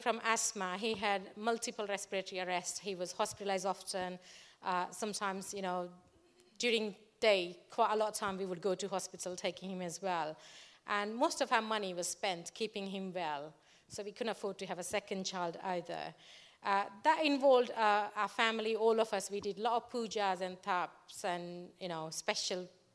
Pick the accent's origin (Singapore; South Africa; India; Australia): India; English is a second language; moved away as an adult; now in England, United Kingdom; I was born and brought up in India in a Hindu family.